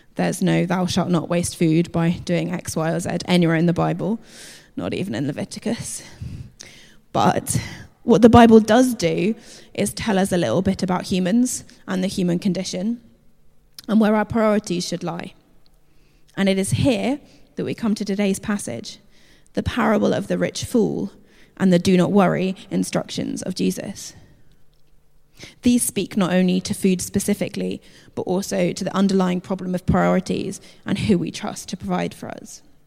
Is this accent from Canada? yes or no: no; United Kingdom; we're British